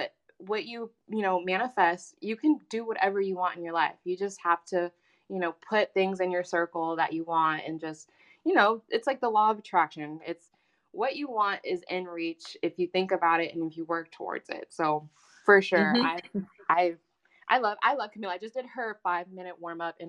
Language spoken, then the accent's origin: English; Tracy, California, United States; moved away as an adult; also born or lived in Oakland, California; now in San Francisco, United States; I grew up in Tracy, California, which is like outside the Bay, the Valley, San Joaquin Valley